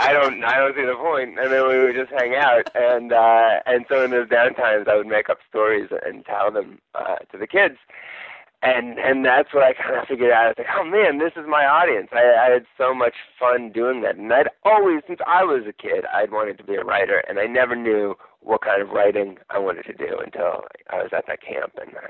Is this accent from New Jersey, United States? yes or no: no; East Bay, California, United States; I grew up in the East Bay, so I live very close to where I grew up. And I've lived in California my whole life, basically.